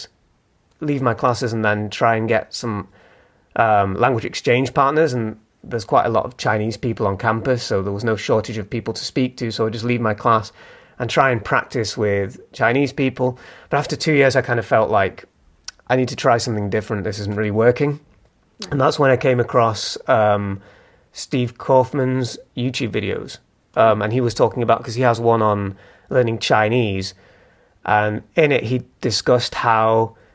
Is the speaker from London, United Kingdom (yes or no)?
no; Manchester, North West England, United Kingdom; moved away as an adult; now in Leeds, United Kingdom; I moved from Manchester, where I'm from, about 5 years ago, to Leeds.